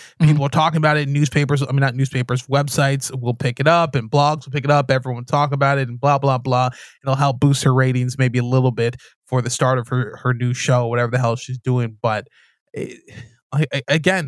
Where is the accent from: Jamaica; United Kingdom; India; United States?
Jamaica; now in Canada; I'm Jamaican Canadian